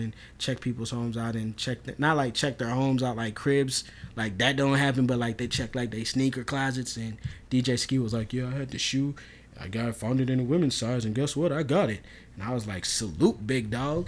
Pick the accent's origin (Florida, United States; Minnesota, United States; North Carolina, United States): Minnesota, United States; I'm not from New York at all. I'm really not. I'm, like, homegrown from Minnesota.